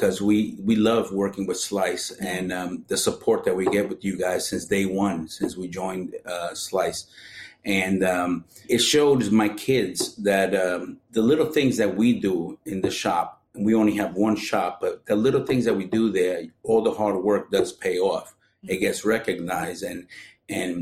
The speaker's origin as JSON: {"language": "English", "town": "New York City", "region": "New York", "country": "United States", "tie": "born or raised there", "said": "growing up in Brooklyn, I always liked visiting pizza shops in the neighborhood. I grew up in Sunset Park"}